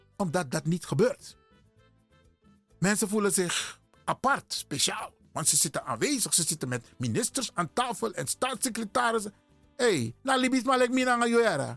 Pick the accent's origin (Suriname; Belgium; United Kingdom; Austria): Suriname; now in Netherlands; ik ben een Surinamer